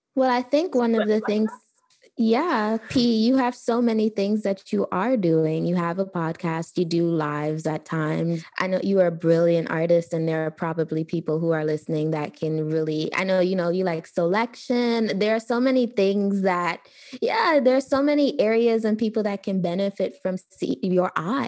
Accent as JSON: {"language": "English", "country": "Trinidad & Tobago", "said": "I'm actually Trinidadian."}